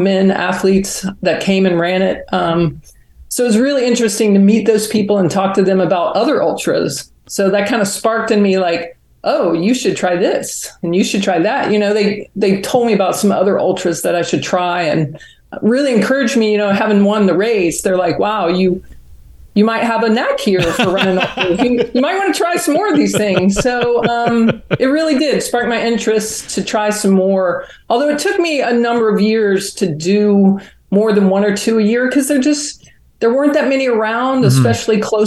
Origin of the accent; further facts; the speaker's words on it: Huntsville, Alabama, United States; moved away; also born or lived in Georgia; I grew up in Huntsville, Alabama